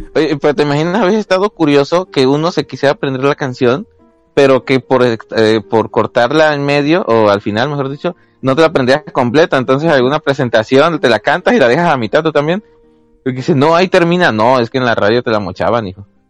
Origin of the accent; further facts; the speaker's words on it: Mexico; Como buenos mexicanos que somos